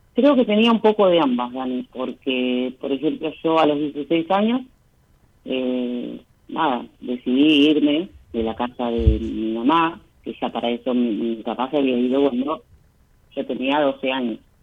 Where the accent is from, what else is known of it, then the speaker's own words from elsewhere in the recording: Bahía Blanca, Buenos Aires Province, Argentina; De Bahía Blanca